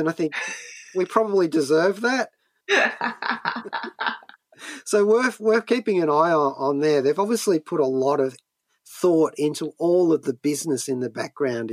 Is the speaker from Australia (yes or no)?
yes; Australia; even as an Australian very far from the shores of the United States